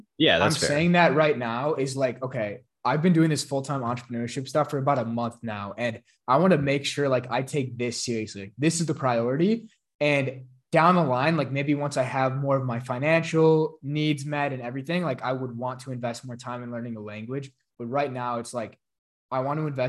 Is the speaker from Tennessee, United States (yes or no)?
no; Chicago, Illinois, United States; I'm from Chicago